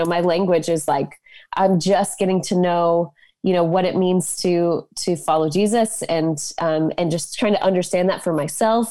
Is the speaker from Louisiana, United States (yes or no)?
no; Boulder, Colorado, United States; I grew up in Boulder, Colorado